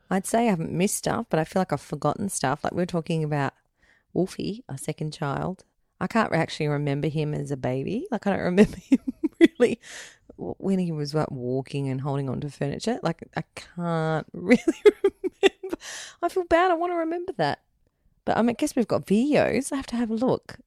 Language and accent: English; Ireland; we're Irish